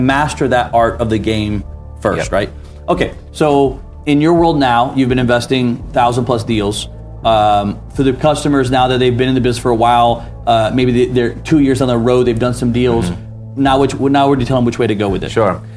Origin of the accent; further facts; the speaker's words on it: Atlanta, Georgia, United States; my hometown Atlanta